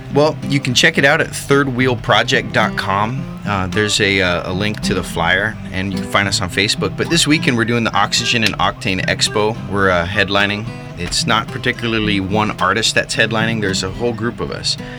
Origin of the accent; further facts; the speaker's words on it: Eagle River, Alaska, United States; also born or lived in Texas; I am from Alaska. I grew up in Eagle River. I was born down in uh, Texas and moved up here when I was about three years old and never left except to travel